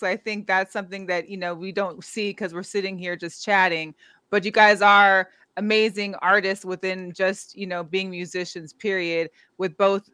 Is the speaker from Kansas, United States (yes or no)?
no; Seattle, Washington, United States; now in Las Vegas, United States; I'm from Seattle, so that's my stomping ground